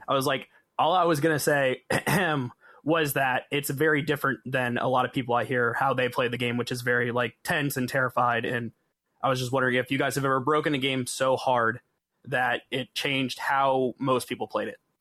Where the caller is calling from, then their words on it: Tampa, Florida, United States; I'm calling from Tampa.